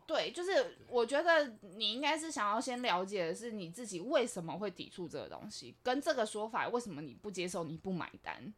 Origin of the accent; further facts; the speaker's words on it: Taipei, Taiwan; 我是台北人，那我们家也是这个样子